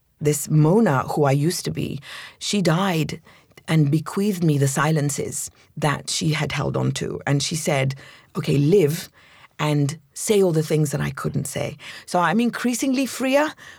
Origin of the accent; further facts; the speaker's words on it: London, United Kingdom; also born or lived in Egypt; So I was born in Egypt to an Egyptian family. And we moved to London when I was 7.